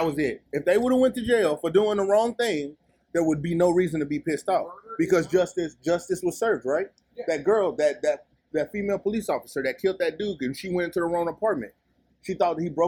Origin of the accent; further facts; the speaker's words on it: Texas, United States; I'm from Texas.